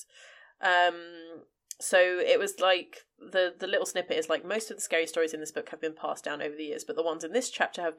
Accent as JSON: {"language": "English", "country": "Cyprus", "tie": "born or raised there", "said": "I grew up in Cyprus"}